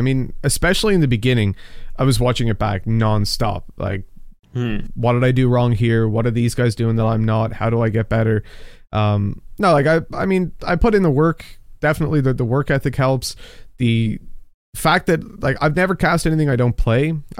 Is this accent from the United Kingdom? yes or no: no; Dublin, Leinster, Ireland; I was from Dublin. I don't have a Dublin accent specific. At least Irish people tell me I sound American.